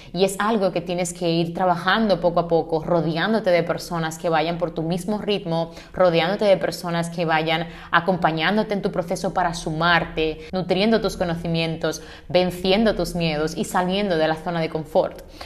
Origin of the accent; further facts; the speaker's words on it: Santiago de los Caballeros, Santiago, Dominican Republic; moved away as an adult; also born or lived in Santo Domingo, Dominican Republic; now in Spain; yo soy de Santiago, de República Dominicana